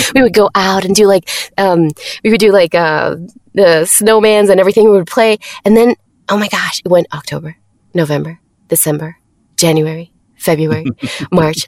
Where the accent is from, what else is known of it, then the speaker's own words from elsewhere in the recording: Mexico; English is a second language; I'm from Mexico